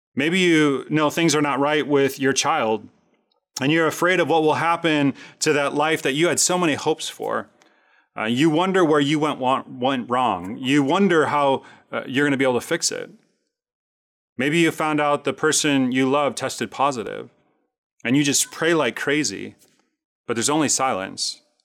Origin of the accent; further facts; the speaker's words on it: Chicago, Illinois, United States; I grew up in Chicago, rooting for the Chicago Cubs my entire life